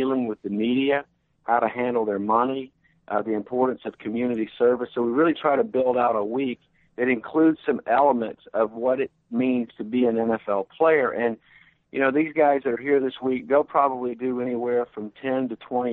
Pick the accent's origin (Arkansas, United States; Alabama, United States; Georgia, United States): Alabama, United States; Mobile; also born or lived in Baltimore / Cleveland; I came back to my hometown of Mobile to become the executive director